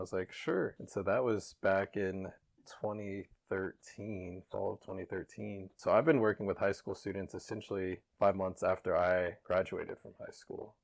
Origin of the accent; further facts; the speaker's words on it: Kansas City, United States; I'm from Kansas City, born and raised